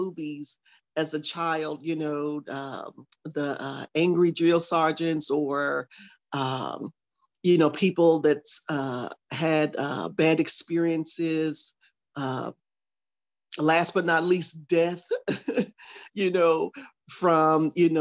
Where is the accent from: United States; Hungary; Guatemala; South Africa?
United States; Chicago, Illinois; moved away as an adult; I'm originally from Chicago, Illinois